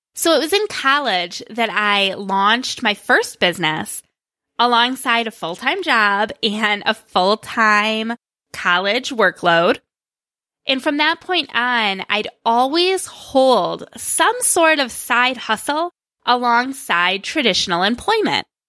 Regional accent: Greece, New York, United States; he managed a movie theater in my hometown of Greece, which is a suburb of Rochester, New York

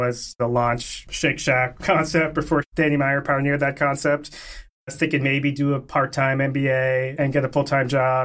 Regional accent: Connecticut, United States; growing up in Connecticut

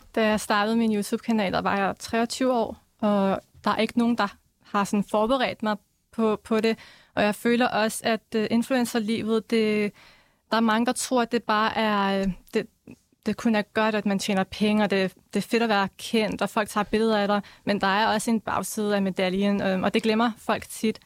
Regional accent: Denmark; jeg blev så født her

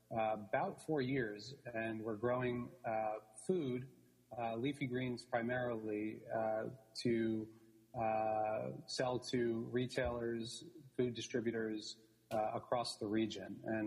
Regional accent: New York City, New York, United States; I'm born and raised in New York City, grew up actually with the theater industry.

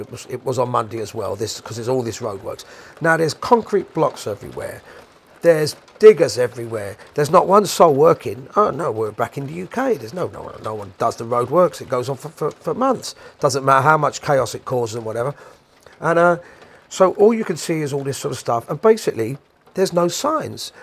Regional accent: London, United Kingdom; I'm a Londoner

